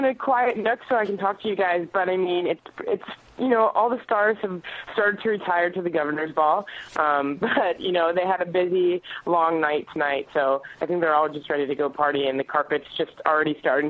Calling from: Los Angeles, California, United States; I'm actually right outside the Nokia Theater right now.

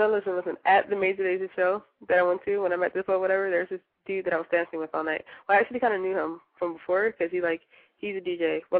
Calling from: Philadelphia, Pennsylvania, United States; I'm um, 17, and I'm from Philadelphia.

